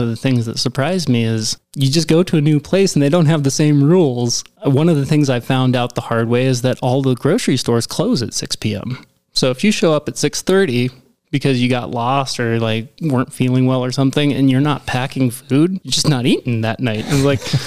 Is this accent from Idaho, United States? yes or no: yes; Grangeville, Idaho, United States; I said Idaho.